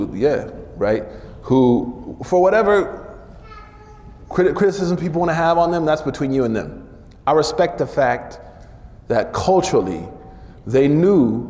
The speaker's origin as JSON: {"language": "English", "region": "Oklahoma", "country": "United States", "said": "I'm from Oklahoma"}